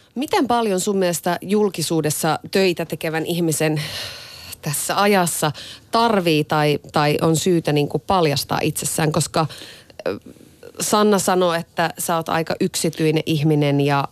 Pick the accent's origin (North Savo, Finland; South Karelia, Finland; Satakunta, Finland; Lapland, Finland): North Savo, Finland; Iisalmi; oon Iisalmesta kotoisin